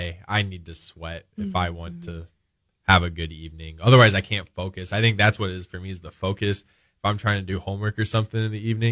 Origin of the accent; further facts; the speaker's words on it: Omaha, Nebraska, United States; moved away as an adult; I'm from Omaha, Nebraska